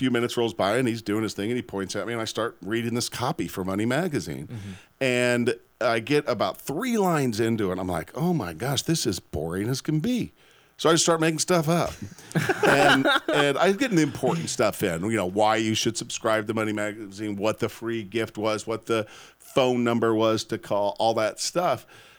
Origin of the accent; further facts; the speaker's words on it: Omaha, Nebraska, United States; moved away as an adult; also born or lived in Syracuse, New York; now in Austin, United States; So cool, you guys were in my hometown.